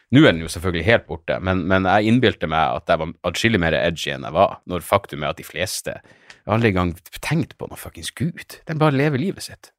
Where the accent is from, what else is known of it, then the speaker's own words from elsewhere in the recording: Narvik, Nordland, Norway; jeg vokste opp i Narvik